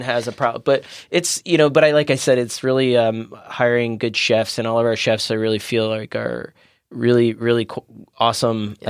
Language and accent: English; Maryland, United States; moved away as an adult; also born or lived in Washington, D.C.; now in San Diego, United States; I grew up in Maryland.